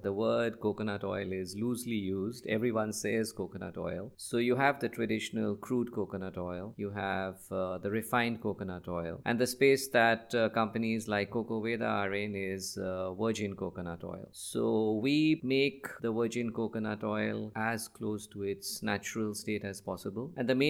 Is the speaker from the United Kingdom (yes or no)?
no; Nigeria; I grew up in Africa, West Africa, just like you. So I spent a lot of my formative years in Nigeria, and that's where I wanted to start and really make a difference